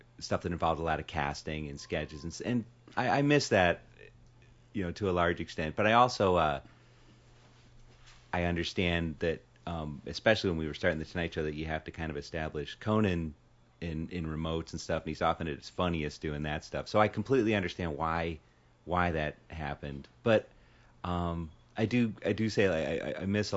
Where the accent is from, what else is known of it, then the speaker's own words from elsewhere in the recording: Chicago, Illinois, United States; moved away as an adult; also born or lived in New York; now in Los Angeles, United States; I grew up in Chicago. I lived in New York for 12 years, 97 until 2 months ago